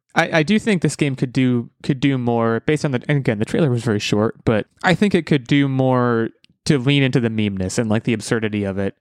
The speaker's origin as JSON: {"language": "English", "country": "United States", "said": "I'm an American"}